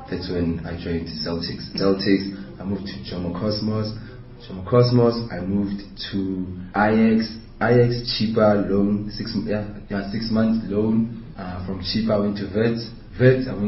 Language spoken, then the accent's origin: English; Bloemfontein, Free State, South Africa; They took me to Grey College and then you know as a child growing up in the Gasi, it's, it's for me